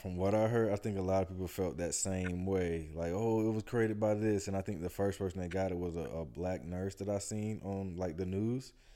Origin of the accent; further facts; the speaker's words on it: Atlanta, Georgia, United States; we're from Atlanta